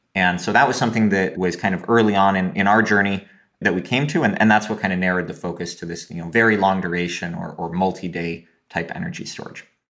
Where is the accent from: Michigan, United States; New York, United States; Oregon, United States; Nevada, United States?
Oregon, United States; when I was growing up in Oregon